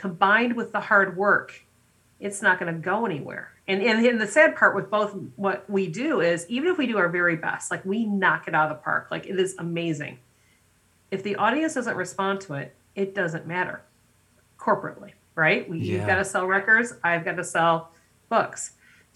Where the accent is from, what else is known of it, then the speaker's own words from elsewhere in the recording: United States; I'm someone who is American, but my family is, you know, immigrants